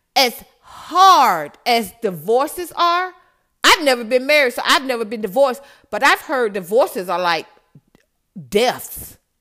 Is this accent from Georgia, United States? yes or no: yes; Atlanta, Georgia, United States; I'm from Atlanta